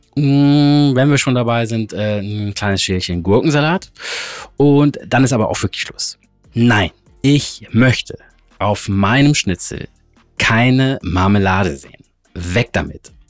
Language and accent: German; Hamburg, Germany; meiner Heimat und meiner Lieblingsstadt Hamburg